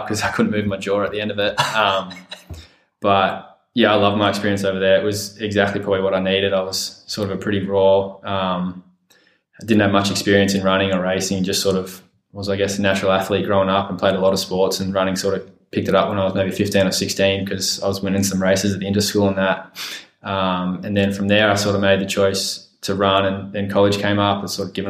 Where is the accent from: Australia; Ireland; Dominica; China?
Australia; Perth, Western Australia; also born or lived in Villanova, United States; I grew up in Perth